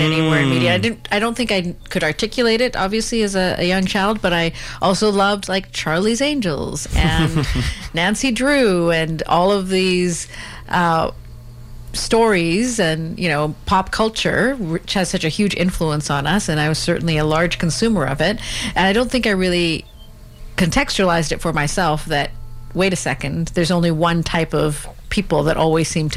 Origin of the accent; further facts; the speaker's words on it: Burnaby, British Columbia, Canada; I was born here in Canada and in Burnaby, actually, and my family came from India